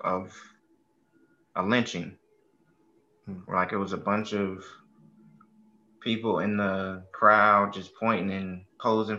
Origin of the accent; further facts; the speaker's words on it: United States; We grew up in America